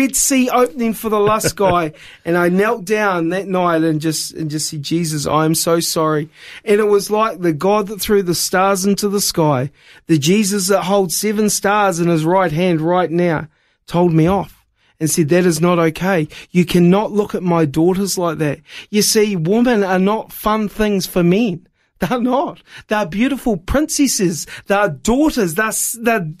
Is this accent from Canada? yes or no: no; New Zealand; moved away; also born or lived in Wollongong, Australia; I was born in New Zealand, but I was born again in Wollongong, Australia